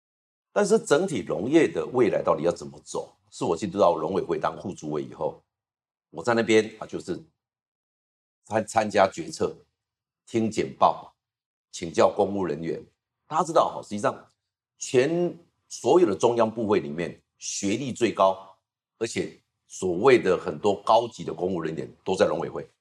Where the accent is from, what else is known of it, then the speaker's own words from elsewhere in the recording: Taiwan; 我是农村长大，